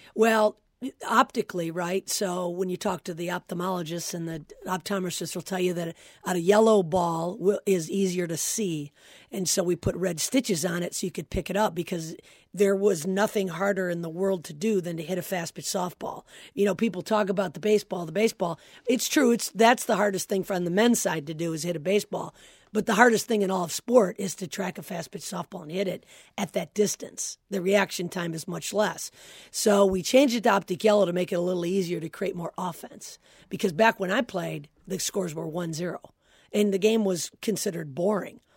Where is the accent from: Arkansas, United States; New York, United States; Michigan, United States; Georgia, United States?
Michigan, United States; Flint; I'm from Flint, Michigan. And, um, and our high school was good